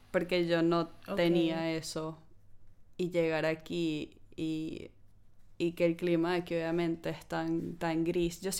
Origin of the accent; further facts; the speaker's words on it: Venezuela; now in United Kingdom; a ver, como venezolana yo siento que sí es una limitante, em, porque en la época en la que estamos hay muchos países en los que nos piden tener visa, incluso en Latinoamérica, que hace 10 años no era así.